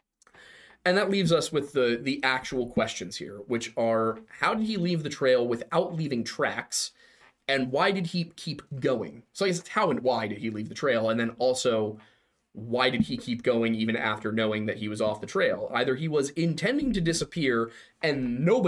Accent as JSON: {"language": "English", "town": "Philadelphia", "region": "Pennsylvania", "country": "United States", "tie": "born or raised there", "said": "We grew up here"}